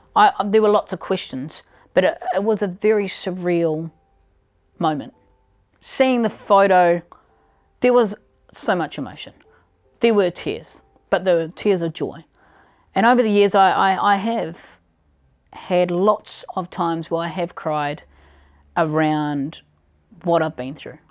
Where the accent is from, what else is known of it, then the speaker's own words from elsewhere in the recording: Christchurch, Canterbury, New Zealand; also born or lived in Pechory, Russia; growing up in Christchurch